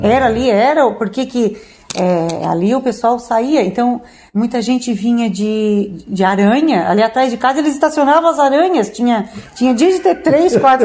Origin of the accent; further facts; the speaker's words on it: Orleans, Santa Catarina, Brazil; eu sou olhanense nativa